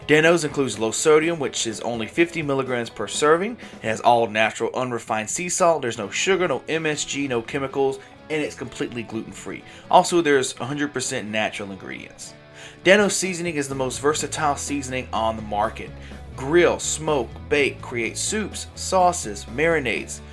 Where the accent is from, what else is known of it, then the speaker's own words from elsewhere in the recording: Mississippi, United States; I am from Mississippi